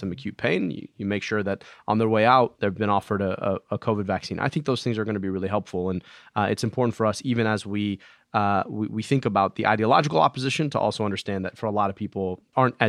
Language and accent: English; Michigan, United States; my home state of Michigan